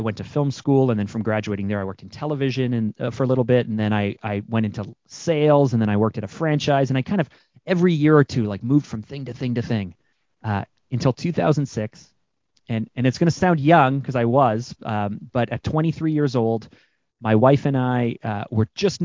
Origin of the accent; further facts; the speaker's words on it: Canada; I'm Canadian